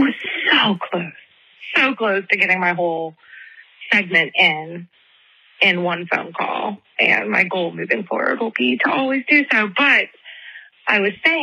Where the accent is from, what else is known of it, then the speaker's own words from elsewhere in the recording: Charleston, South Carolina, United States; I'm from Charleston, South Carolina